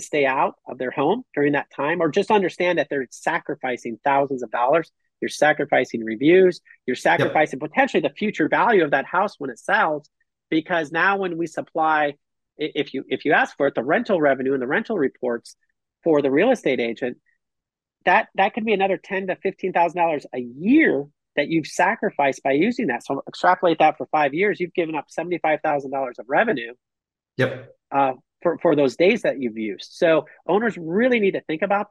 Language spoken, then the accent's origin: English; Minnesota, United States; now in Costa Rica; I'm from Minnesota